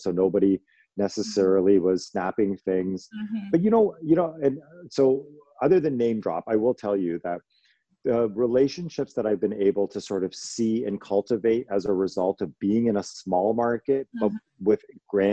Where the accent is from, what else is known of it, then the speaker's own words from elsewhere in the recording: Toronto, Ontario, Canada; I'm from Toronto, I'm from Canada